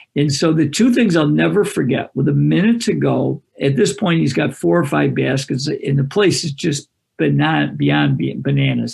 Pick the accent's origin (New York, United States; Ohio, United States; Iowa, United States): New York, United States; Greece; I live in a suburb of Rochester, New York, and I wanted to be a head coach in my hometown, which is Greece